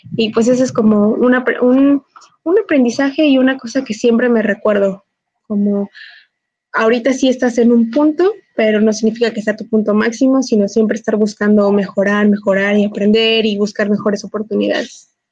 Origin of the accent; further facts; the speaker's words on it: Cortazar, Guanajuato, Mexico; moved away; yo vengo de un, de un eh, pueblito, ya les he contado que vengo de Cortazar